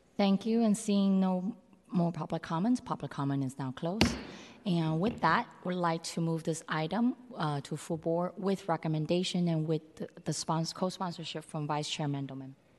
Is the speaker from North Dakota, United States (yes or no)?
no; San Francisco, California, United States; I'm so fortunate to be growing up in Chinatown where, like, the community itself have its own established network